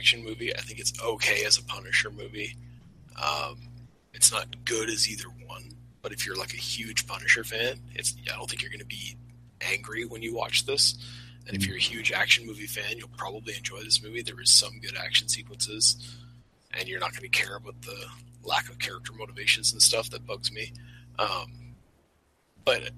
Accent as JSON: {"language": "English", "country": "Canada", "said": "being Canadian"}